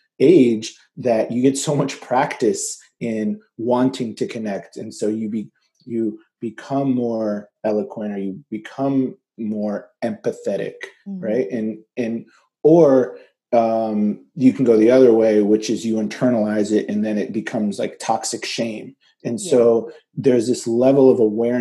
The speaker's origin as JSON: {"language": "English", "country": "United States", "tie": "born or raised there", "also_born_or_lived": "Egypt", "said": "I was born in Egypt and moved to America when I was 3. We moved to the suburbs of Washington, D.C."}